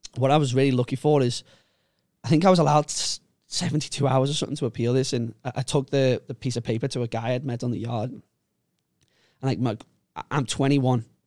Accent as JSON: {"language": "English", "town": "Liverpool", "region": "North West England", "country": "United Kingdom", "tie": "born or raised there", "moved": "as an adult", "lives_now": "Phuket, Thailand", "said": "I grew up in Liverpool, uh, in a place called Walton, Walton and Bootle."}